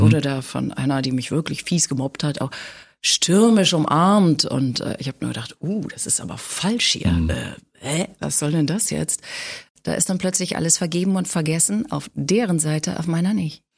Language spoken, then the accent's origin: German; Hamburg, Germany; moved away as an adult; also born or lived in Ulm; now in Berlin, Germany; Also ich bin in Hamburg groß geworden.